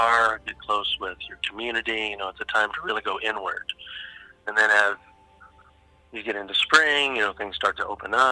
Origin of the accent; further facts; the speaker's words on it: Pacific Northwest, United States; I grew up in the Pacific Northwest.